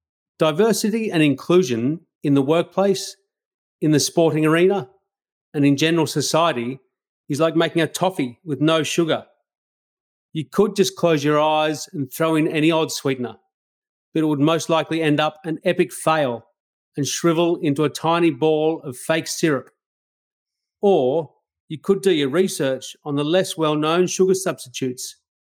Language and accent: English; Australia; I love being an Australian, so I'd like to acknowledge those who came before us, those we share the land with today, and those who follow us. As a white Australian, I'm flat out embarrassed at some of the things that have happened in this country in the past.